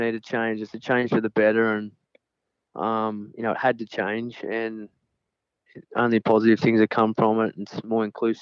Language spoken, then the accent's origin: English; Narrabeen, New South Wales, Australia; we're from Narrabeen